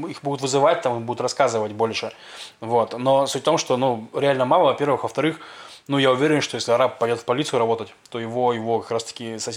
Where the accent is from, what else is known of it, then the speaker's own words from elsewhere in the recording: Russia; now in Israel; я из России